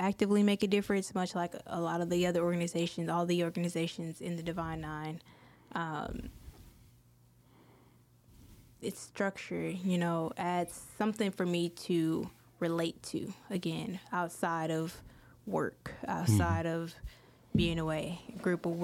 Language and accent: English; outside of Chicago, Illinois, United States; also born or lived in Detroit, Michigan; now in Baton Rouge, United States; grew up outside of Chicago